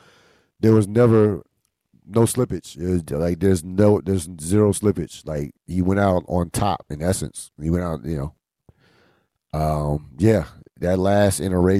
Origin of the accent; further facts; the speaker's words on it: New Jersey, United States; growing up in the New Jersey area